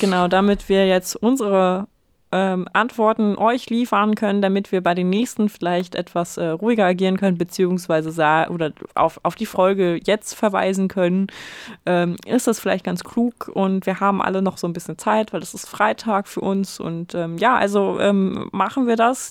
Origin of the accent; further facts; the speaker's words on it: former inner-German border area, Lower Saxony, Germany; ich aus einem äh, ehemaligen Grenzgebiet komme.